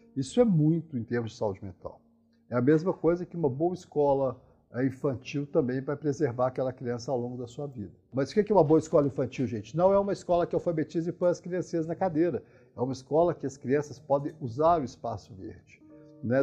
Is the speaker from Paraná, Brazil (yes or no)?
no; Minas Gerais, Brazil; moved away; eu sou mineiro, né? Então a gente as cidades do interior de Minas que eu conheci na minha adolescência, quando eu volto atualmente